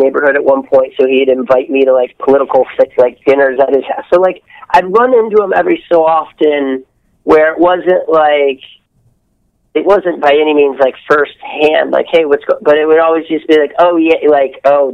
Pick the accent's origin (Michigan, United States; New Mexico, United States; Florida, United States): Michigan, United States; outside Detroit; moved away as an adult; also born or lived in Columbia, Missouri; I grew up outside of Detroit